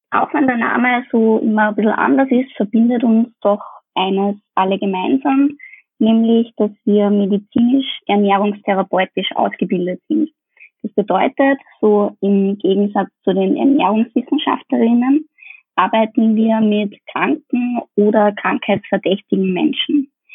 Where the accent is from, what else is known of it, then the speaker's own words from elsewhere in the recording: Austria; bei uns in Österreich